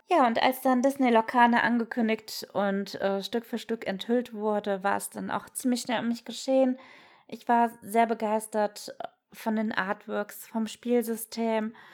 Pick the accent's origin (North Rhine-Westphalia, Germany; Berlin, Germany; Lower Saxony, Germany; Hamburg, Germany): North Rhine-Westphalia, Germany; Cologne; ich komme aus Köln